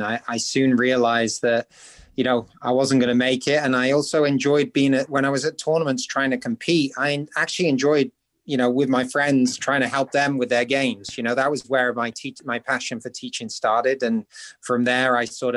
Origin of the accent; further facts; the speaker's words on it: St Andrews, Scotland, United Kingdom; I'm from a small town that many golfers have never heard about called St. Andrews.